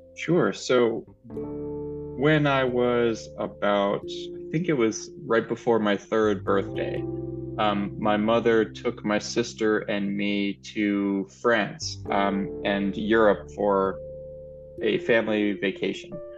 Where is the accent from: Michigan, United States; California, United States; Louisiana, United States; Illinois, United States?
Louisiana, United States; New Orleans; I am from New Orleans, Louisiana